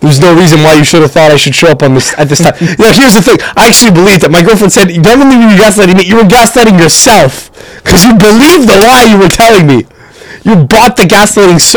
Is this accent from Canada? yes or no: yes; Canada; We're from Canada